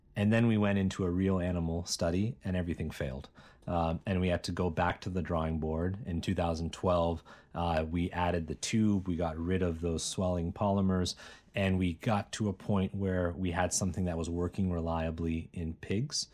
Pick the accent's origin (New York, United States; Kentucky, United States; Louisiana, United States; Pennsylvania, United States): Pennsylvania, United States; Bethel Park; moved away as an adult; also born or lived in Cambridge, Massachusetts; I grew up in Pittsburgh, Pennsylvania, a town called Bethel Park, and went to high school there